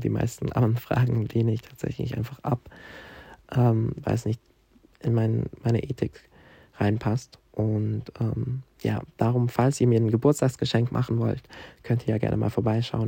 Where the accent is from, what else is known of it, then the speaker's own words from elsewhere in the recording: Basel, Basel-Stadt, Switzerland; accent: Swiss German; first language Swiss German; durch meine Heimatstadt laufe, Basel entdecke ich